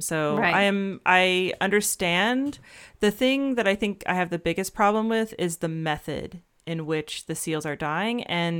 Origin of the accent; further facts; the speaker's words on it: Georgia, United States; I'm thinking about growing up in Georgia and the like freaking white-tailed deer population just exploding.